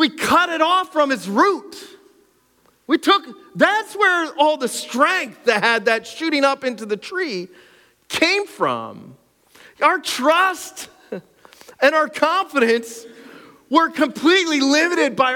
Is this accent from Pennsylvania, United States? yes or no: yes; Cressona, Pennsylvania, United States; I grew up in Cressona. I'm like Skook all the way through